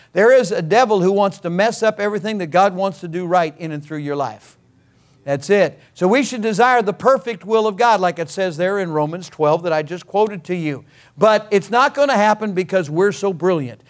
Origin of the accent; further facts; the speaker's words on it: California, United States; I was born in California. I'm a native of California